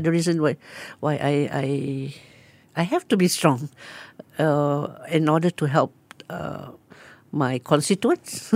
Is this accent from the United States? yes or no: no; Singapore; moved away as an adult; also born or lived in United Kingdom; now in Tanjung Pinang, Indonesia; when I'm in Singapore, I feel proud being a Singaporean